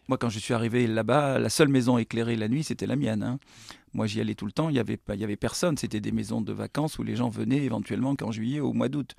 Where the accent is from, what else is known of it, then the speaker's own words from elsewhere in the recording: Bordeaux, Nouvelle-Aquitaine, France; also born or lived in Bègles; je suis bordelais